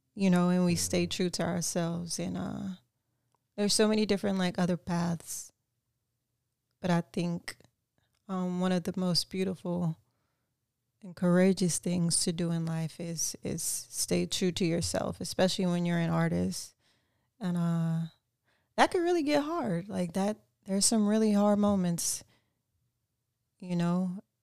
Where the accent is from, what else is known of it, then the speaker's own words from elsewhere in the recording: Lafayette, Louisiana, United States; also born or lived in North Hollywood, Los Angeles; now in Los Angeles, United States; originally born and raised in Lafayette, Louisiana.